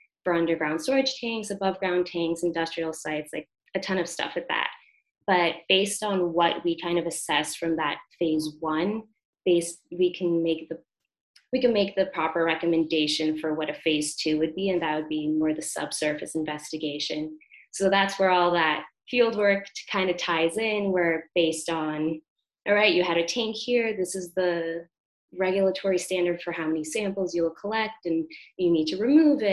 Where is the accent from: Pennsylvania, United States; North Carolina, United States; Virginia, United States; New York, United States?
New York, United States; New York City; I grew up in Brooklyn